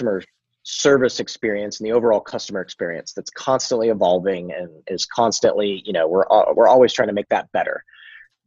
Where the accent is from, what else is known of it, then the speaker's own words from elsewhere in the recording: United States; American, because I'm American